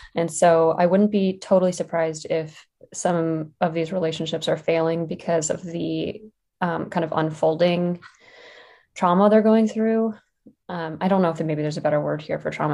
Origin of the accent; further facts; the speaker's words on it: West Virginia, United States; moved away; I grew up in West Virginia